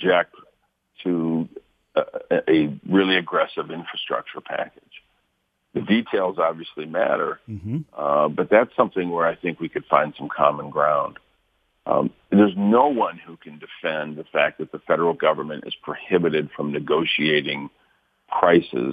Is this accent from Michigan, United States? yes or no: yes; Flint, Michigan, United States; living in Flint, growing up there, seeing what has happened in my hometown